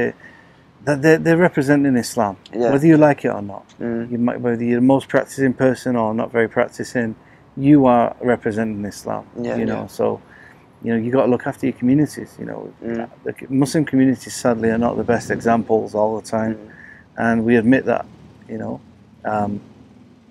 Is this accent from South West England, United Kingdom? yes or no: no; Manchester, North West England, United Kingdom; Manchester, my hometown